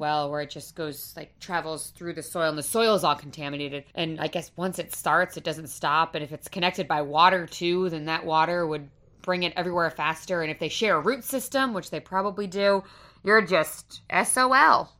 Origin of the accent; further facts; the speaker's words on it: Rhode Island, United States; I am from Rhode Island, born and raised